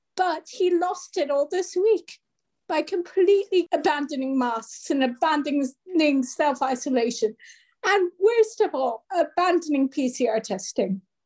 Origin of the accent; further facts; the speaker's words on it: France; now in Cardiff, United Kingdom; I grew up in France